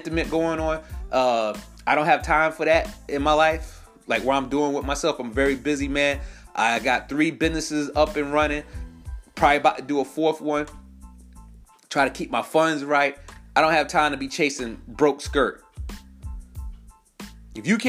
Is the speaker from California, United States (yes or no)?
no; New York, United States; moved away as an adult; now in South Carolina, United States; I know I live in South Carolina. I'm born and raised in New York. 845, shout out to Spring Valley, Nanuet, Nyack, Haverstraw